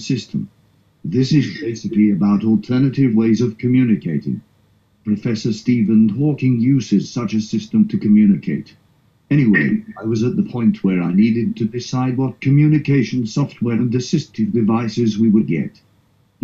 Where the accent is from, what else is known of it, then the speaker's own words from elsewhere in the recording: South Africa; moved away as an adult; now in United Kingdom; I am originally from South Africa.